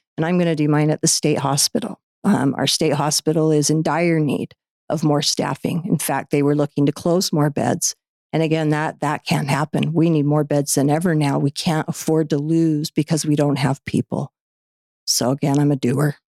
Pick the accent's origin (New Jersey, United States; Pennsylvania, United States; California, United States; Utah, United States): Utah, United States; Orem; I grew up in here in Utah in, in Orem.